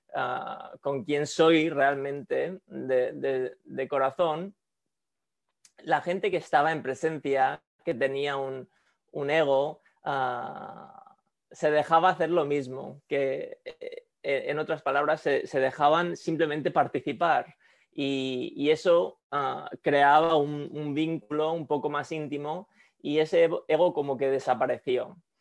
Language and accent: Spanish; Spain; moved away as an adult; also born or lived in Quito, Ecuador / Sweden (parents); now in San Francisco, United States; en España pasé la mayoría de mi infancia, a 17, 18 años